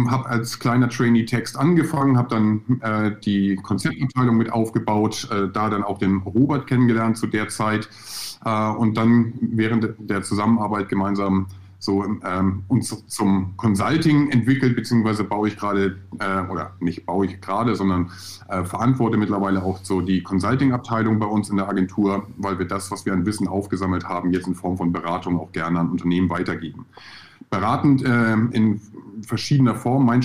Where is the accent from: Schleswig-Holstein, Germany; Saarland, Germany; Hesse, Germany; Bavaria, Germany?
Schleswig-Holstein, Germany; Husum; also born or lived in Hamburg; bin äh, in Hamburg geboren, 1978. Äh, Wer rechnen kann, weiß, wie alt ich bin. Ähm, bin dann noch ein bisschen weiter Richtung Süddänemark gegangen, also in, in der grauen Stadt am Meer Husum äh, groß geworden.